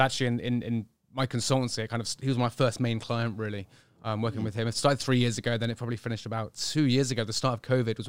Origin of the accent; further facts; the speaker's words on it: Bristol, South West England, United Kingdom; Well, I was born in 1982 in Bristol, fairly normal upbringing, I guess, kind of into health and fitness, or more just sport, really, as I was growing up